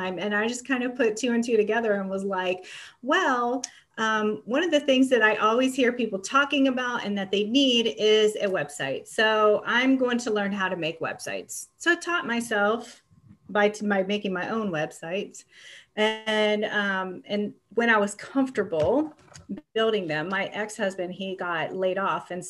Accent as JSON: {"language": "English", "region": "Ohio", "country": "United States", "tie": "born or raised there", "also_born_or_lived": "California", "moved": "as an adult", "said": "I grew up in Ohio"}